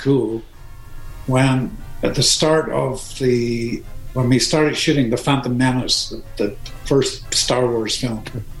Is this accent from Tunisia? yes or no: no; Ireland; because I'm Irish